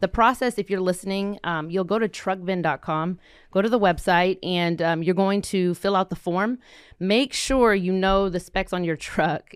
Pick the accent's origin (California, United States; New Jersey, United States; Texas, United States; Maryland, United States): Texas, United States; Fort Worth; we grew up here in Fort Worth